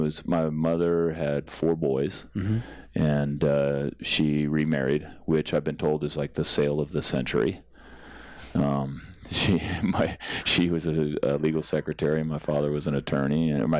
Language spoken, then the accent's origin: English; San Jose, California, United States; also born or lived in Massachusetts; I was born in Massachusetts but raised in Bay Area.